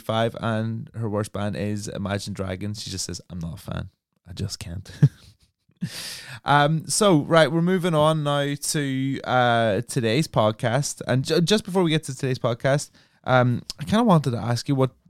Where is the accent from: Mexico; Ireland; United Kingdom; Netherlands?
United Kingdom; England; moved away as an adult; also born or lived in London / Brighton; I'm from a small town